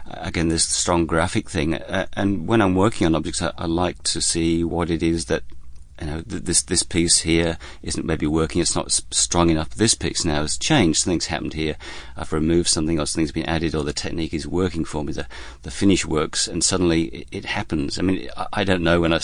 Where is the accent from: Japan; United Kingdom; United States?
United Kingdom; Lincolnshire, East Midlands; now in Melbourne, Australia; I come from Lincolnshire on the east coast of England